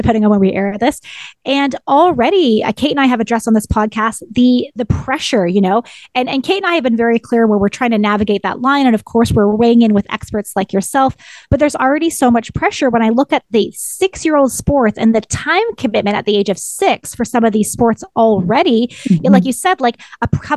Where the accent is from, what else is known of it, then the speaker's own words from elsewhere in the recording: Ontario, Canada; moved away; I'm originally from Ontario, which you've talked about a lot in this podcast, and Ontario has big hockey culture